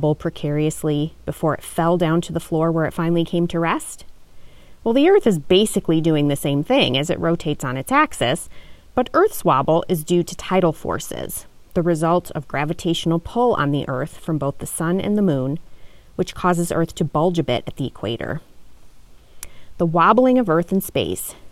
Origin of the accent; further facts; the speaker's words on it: Rochester, New York, United States; My hometown of Rochester, New York